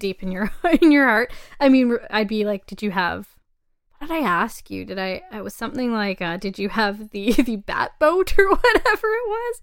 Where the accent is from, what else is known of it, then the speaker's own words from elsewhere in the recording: Canada; as a Canadian